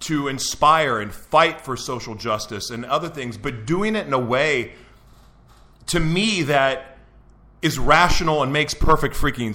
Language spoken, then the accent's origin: English; Oklahoma City, Oklahoma, United States; now in San Diego, United States; I grew up in Oklahoma City, Oklahoma